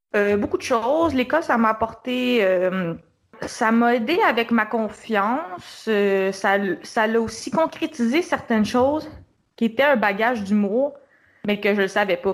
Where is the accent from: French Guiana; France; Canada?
Canada; Montreal, Quebec; Moi, je suis de Montréal